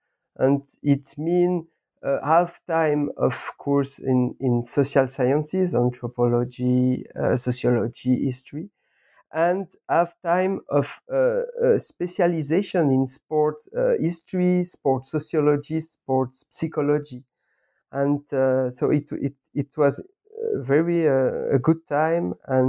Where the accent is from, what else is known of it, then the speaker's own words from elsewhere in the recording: Lausanne, Vaud, Switzerland; I was born in Lausanne 40 years ago, and I did all my school here, comprehensive school, college.